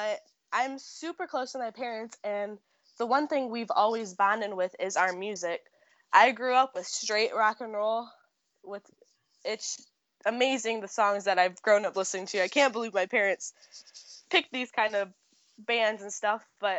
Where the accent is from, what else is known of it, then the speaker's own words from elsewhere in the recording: Ohio, United States; I am from a small farm town in Ohio.